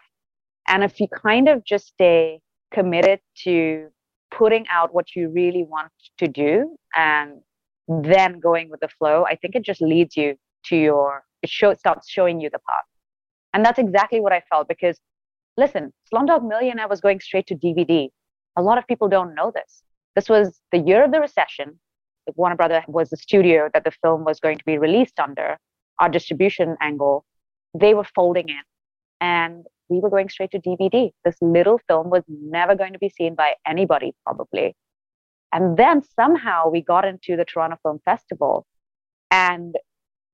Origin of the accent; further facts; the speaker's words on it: India; moved away as an adult; now in Los Angeles, United States; growing up in India